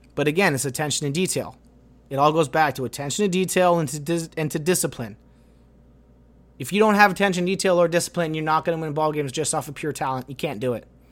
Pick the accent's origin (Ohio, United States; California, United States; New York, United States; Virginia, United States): California, United States; Los Angeles; we're from Los Angeles